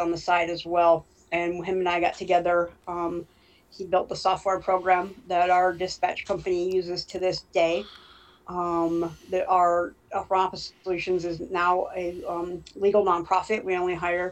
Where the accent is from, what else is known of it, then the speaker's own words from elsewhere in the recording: Smethport, Pennsylvania, United States; growing up in Smithport